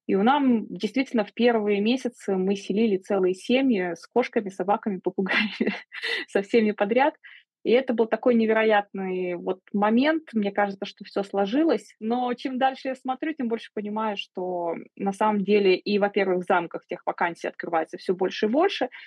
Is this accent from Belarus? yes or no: yes; Belarus; moved away; Я уезжала из Беларуси, очень быстро собирала вещи, паковала чемодан.